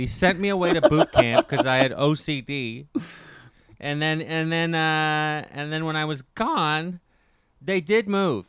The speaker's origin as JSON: {"language": "English", "town": "Ottawa", "region": "Ontario", "country": "Canada", "tie": "born or raised there", "said": "Kirk is in my hometown of Ottawa, Ontario, Canada."}